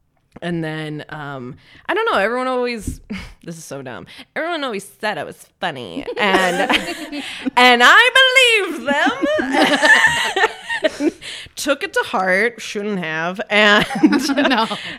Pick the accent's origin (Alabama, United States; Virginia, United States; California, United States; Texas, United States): Texas, United States; Dallas; I'm from Texas.